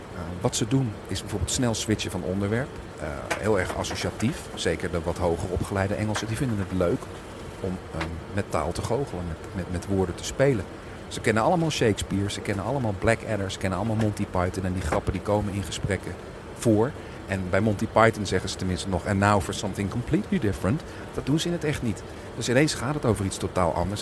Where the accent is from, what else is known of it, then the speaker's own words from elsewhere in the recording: Netherlands; moved away as an adult; now in England, United Kingdom; ik ben Nederlands